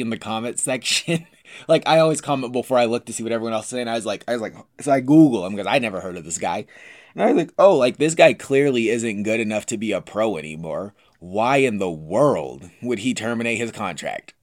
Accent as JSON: {"language": "English", "country": "United States", "said": "I'm American"}